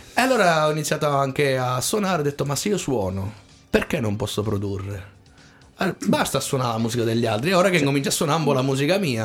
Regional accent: Tortoreto, Abruzzo, Italy; also born or lived in San Benedetto del Tronto / Corropoli; io originario sono di Tortoreto, poi sì. i miei si sono trasferiti a Corropoli

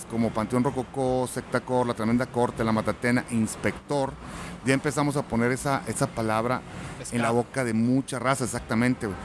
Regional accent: Mexico; nuestro estilo los mexicanos.

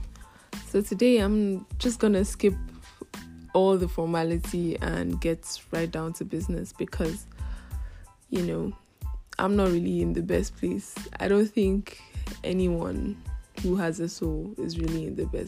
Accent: Nigeria; I'm from Africa and I'm also from Nigeria

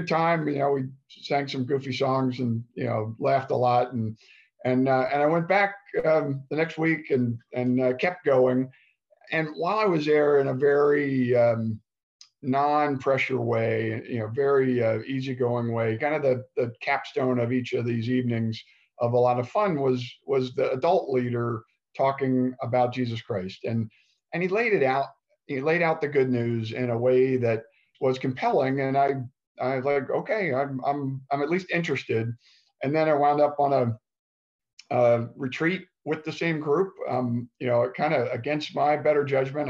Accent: Baltimore, Maryland, United States; now in San Diego, United States; I'm from Baltimore. I grew up in the suburbs

